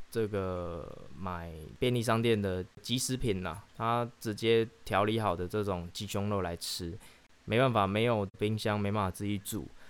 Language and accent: Chinese; Chiayi, Taiwan; 可以叫我嘉义人